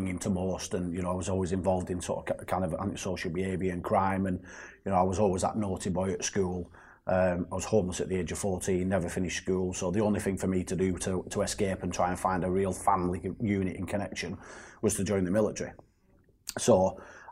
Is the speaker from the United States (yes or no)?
no; Burnley, North West England, United Kingdom; also born or lived in Greater Manchester; It's my hometown. I was raised in Burnley